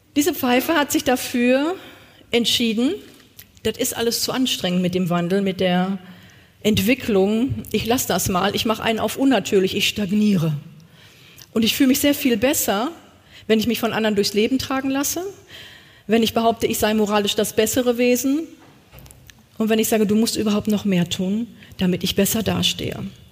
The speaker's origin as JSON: {"language": "German", "area": "East Westphalia-Lippe", "region": "North Rhine-Westphalia", "country": "Germany", "said": "Ich komme aus Ostwestfalen-Lippe"}